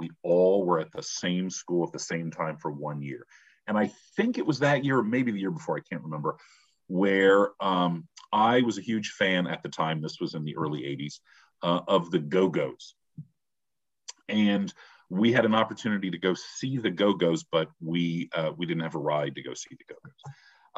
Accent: Cleveland, Ohio, United States; Cleveland is my hometown.

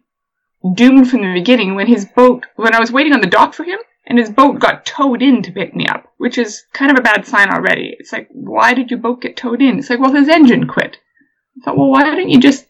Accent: Canada; moved away as an adult; now in England, United Kingdom; I'm from Canada

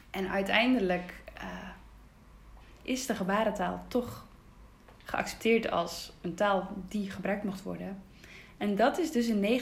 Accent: Groningen, Netherlands; also born or lived in Twente; Ik ben in Twente geboren en mijn ouders zijn op zoek gegaan eh, ja, naar iets voor mij, omdat ik doof ben. Dus toen zijn we naar eh, Groningen gegaan.

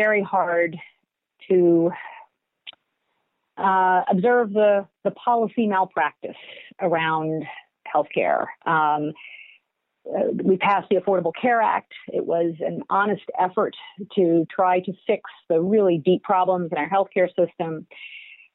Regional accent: Roanoke, Virginia, United States; moved away as an adult; also born or lived in Washington, D.C.; now in Georgia, United States; I grew up in Roanoke, Virginia

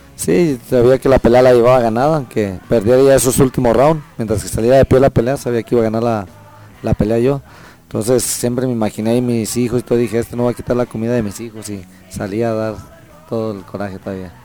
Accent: Mexico; los mexicanos somos guerreros

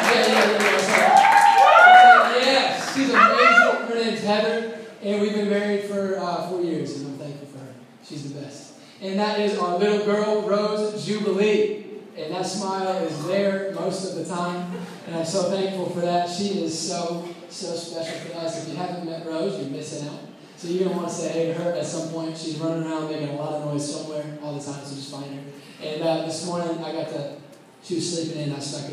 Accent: Indianapolis, Indiana, United States; also born or lived in Waco, Texas; I'm originally from Indianapolis. I grew up in the Castleton area

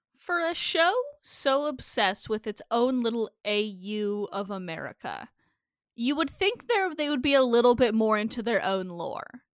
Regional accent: Iowa, United States; My hometown in Iowa has two Casey's gas stations right across the street from each other

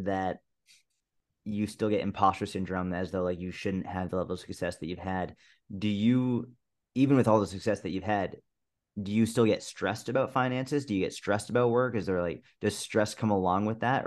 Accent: Massachusetts, United States; I grew up in Massachusetts

